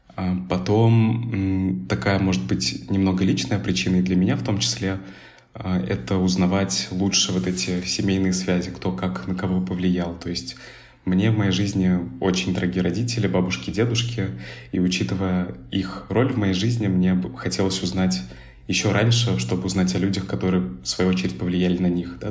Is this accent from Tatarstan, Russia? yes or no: yes; Kazan, Tatarstan, Russia; also born or lived in Tashkent, Uzbekistan / Moscow, Russia; now in Berlin, Germany; родился я сам в Ташкенте, в татарской семье, а, вырос впоследствии в, в Татарстане, в Казани